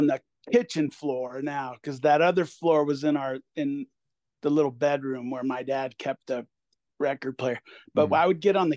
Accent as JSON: {"language": "English", "town": "Hermosa Beach", "region": "California", "country": "United States", "tie": "born or raised there", "also_born_or_lived": "Los Angeles, California", "moved": "as an adult", "lives_now": "Fort Collins, United States", "said": "I grew up in Hermosa Beach, California. I lived there till I was in my late 20s, and then moved around various parts of LA, and then at a certain point ended up out here in Fort Collins"}